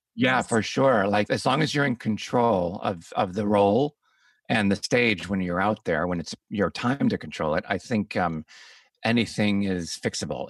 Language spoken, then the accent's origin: English; Chicago, Illinois, United States; I'm from Chicago